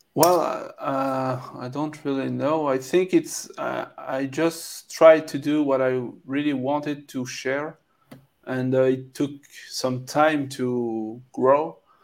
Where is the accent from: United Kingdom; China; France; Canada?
France; accent: French; English is a second language; I'm French, so you can uh, probably hear my French accent